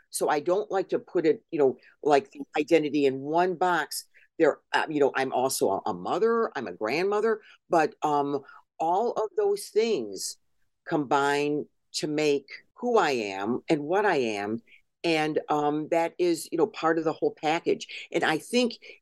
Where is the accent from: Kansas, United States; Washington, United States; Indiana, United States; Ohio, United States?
Ohio, United States; Cleveland; I am an American. You know, I was born here. I was born in Cleveland.